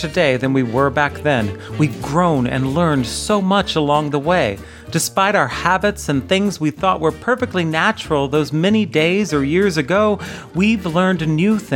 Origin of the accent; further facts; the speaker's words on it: United States; Growing up in America